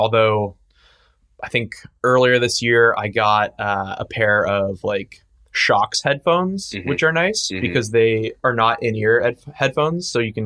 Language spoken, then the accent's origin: English; San Francisco, California, United States; I grew up in San Francisco.